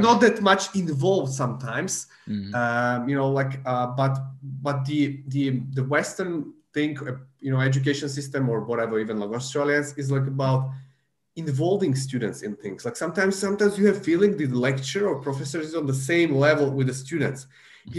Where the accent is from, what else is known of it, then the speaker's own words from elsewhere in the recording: Slovakia; English is a second language; moved away; I'm from Central Europe, from Slovakia